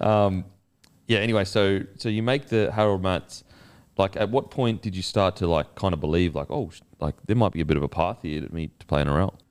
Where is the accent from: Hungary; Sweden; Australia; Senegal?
Australia; as an Aussie